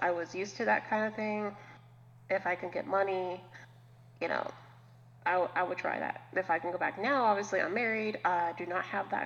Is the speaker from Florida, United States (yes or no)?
yes; Orlando, Florida, United States; when you're born and raised in Orlando